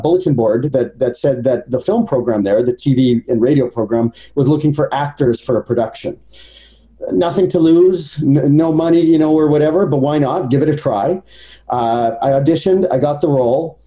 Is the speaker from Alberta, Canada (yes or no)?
yes; Edmonton, Alberta, Canada; So I was born in Edmonton, Alberta.